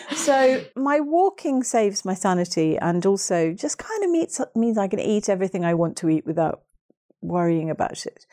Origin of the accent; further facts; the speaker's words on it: Hastings, South East England, United Kingdom; my hometown of Hastings